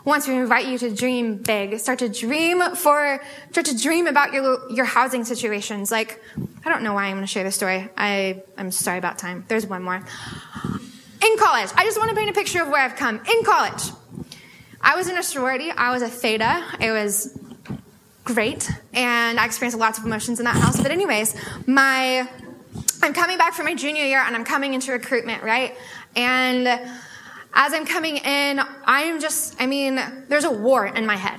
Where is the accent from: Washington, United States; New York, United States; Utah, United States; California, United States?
Washington, United States; Sammamish; I'm from Sammamish, so I didn't have to go very far